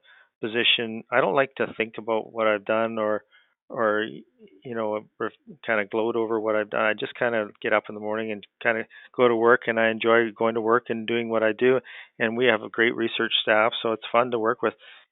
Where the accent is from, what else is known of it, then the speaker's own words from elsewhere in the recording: Canada; growing up in Canada, hockey's huge here